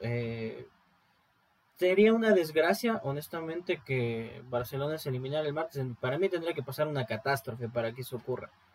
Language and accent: Spanish; Ecuador; como ecuatoriano